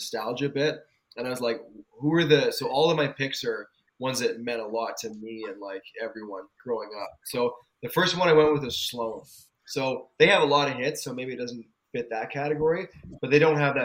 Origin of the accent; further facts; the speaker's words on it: Canada; because of our age and being Canadian